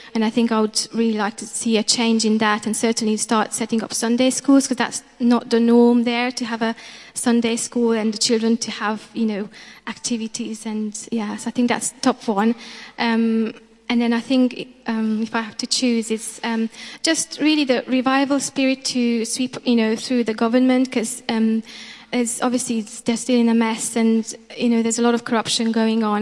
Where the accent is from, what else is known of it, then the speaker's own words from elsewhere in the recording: Transylvania, Romania; moved away as an adult; now in England; in Romania, where we're from, actually. And yeah, we're from Romania